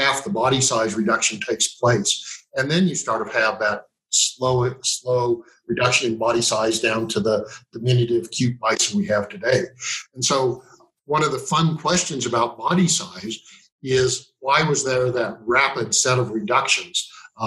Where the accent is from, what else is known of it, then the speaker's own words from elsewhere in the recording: Meeteetse, Wyoming, United States; I'm originally from Meteetse, Wyoming, and currently living in Meteetse